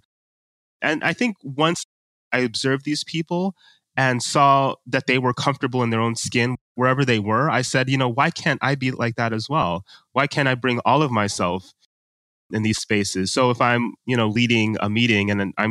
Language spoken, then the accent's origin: English; United States; my parents are from Nigeria. I was born and raised in America